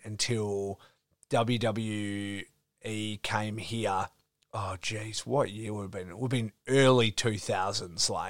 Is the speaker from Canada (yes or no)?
no; Geraldton, Western Australia, Australia; also born or lived in Perth; I grew up in Geraldton, which is 4 hours north of here